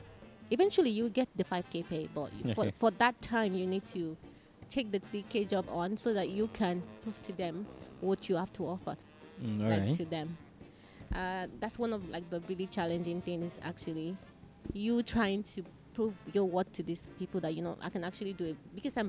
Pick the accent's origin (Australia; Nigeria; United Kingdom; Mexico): Nigeria; now in Malaysia; Yes, I am Nigerian.